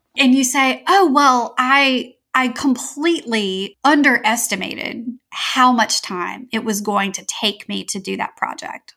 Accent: Louisiana, United States; I'm from Louisiana in the southern United States

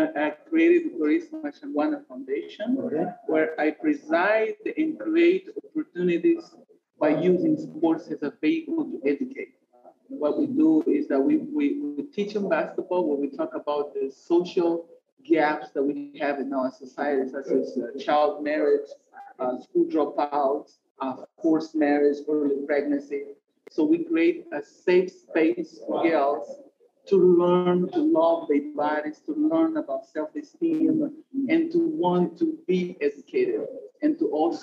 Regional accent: Mozambique; moved away; also born or lived in United States; I am an African from Mozambique

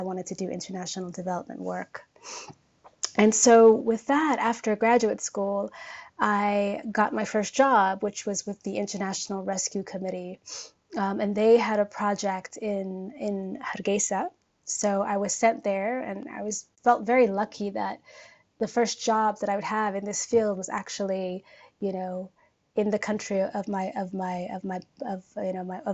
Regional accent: Oakland, California, United States; accent: American; moved away as an adult; now in Nairobi, Kenya; I was born and raised in Northern California, a city called Oakland, which is in the San Francisco Bay

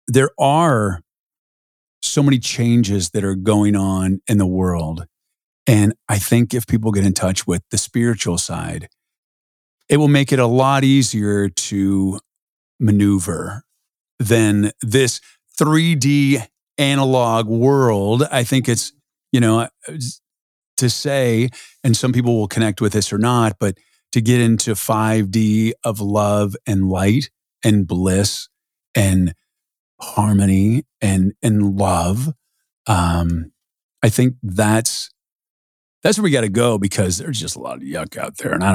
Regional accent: San Diego, California, United States; I grew up in San Diego

